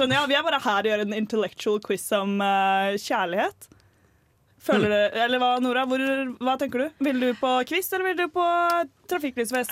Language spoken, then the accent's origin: Norwegian; Oslo, Norway; Jeg er fra Ullern i Oslo, det er grenser til Bærum